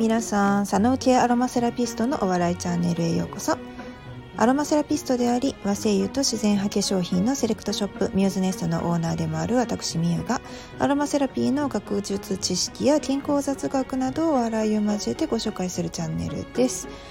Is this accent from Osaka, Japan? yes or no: yes; Osaka, Japan; 私は生まれも育ちも大阪人ですし